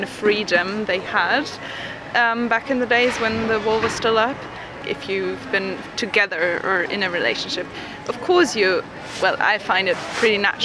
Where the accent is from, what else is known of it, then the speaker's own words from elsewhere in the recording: Germany; also born or lived in Berlin; I'm from West Germany.